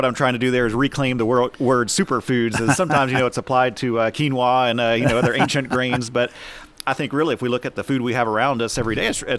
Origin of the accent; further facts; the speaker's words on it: Texas, United States; also born or lived in Oklahoma; I grew up in the Texas Panhandle and spent the last 13 years in Oklahoma.